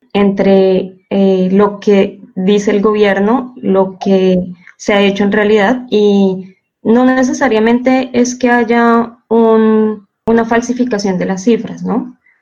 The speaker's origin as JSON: {"language": "Spanish", "country": "Colombia", "moved": "yes", "lives_now": "Seville, Spain", "said": "Estoy aquí desde España, eh, pero bueno, soy colombiana, entonces los estaré acompañando desde Sevilla"}